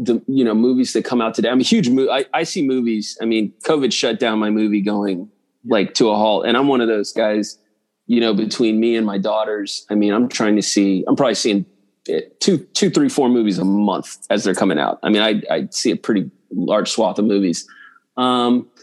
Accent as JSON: {"language": "English", "town": "Washington", "region": "District of Columbia", "country": "United States", "tie": "born or raised there", "also_born_or_lived": "Kingston, Jamaica", "moved": "as an adult", "lives_now": "Dallas, United States", "said": "I grew up on the East Coast. I love the DC area."}